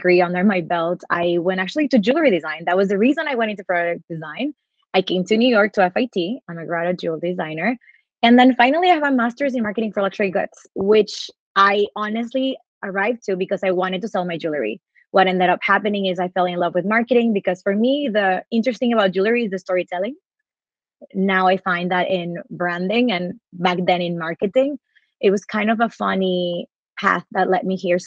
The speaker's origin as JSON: {"language": "English", "town": "Monterrey", "region": "Nuevo León", "country": "Mexico", "tie": "born or raised there", "also_born_or_lived": "Texas, United States / Europe", "moved": "as an adult", "lives_now": "Brooklyn, United States", "said": "I am Mexican. I grew up in Mexico."}